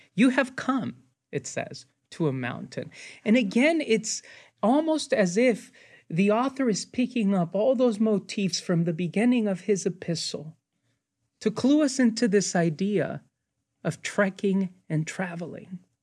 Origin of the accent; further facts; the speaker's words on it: United States; I'm an American, but they will also notice what my Hispanic heritage